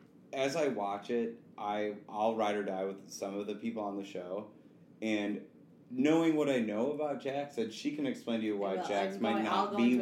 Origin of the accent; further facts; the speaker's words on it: Wisconsin, United States; I'm from Wisconsin.